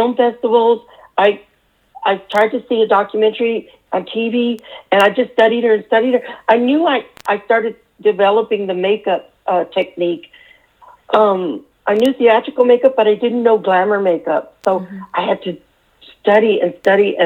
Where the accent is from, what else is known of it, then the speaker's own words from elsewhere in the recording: San Antonio, Texas, United States; moved away; Growing up in San Antonio, Texas, where I'm at now, visiting mom, this is my hometown